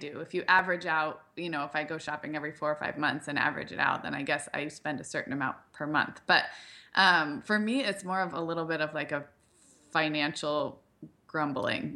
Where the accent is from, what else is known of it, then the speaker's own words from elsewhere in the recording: Santa Barbara, California, United States; moved away; also born or lived in Chicago; I grew up in Santa Barbara where there's, like, there was, like, a good grunge and, like, vintage scene